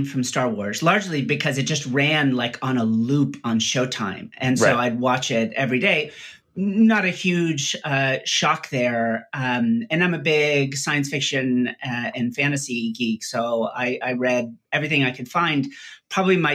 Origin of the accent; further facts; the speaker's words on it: Salinas, California, United States; also born or lived in La Jolla, San Diego / Palo Alto / Santa Cruz / Pittsburgh; I grew up in Salinas, California, Monterey